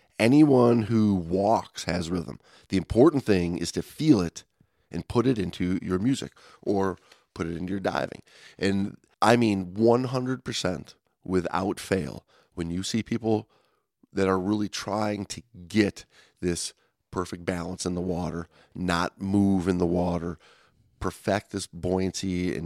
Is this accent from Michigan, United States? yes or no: yes; Detroit, Michigan, United States; I'm from Detroit, man.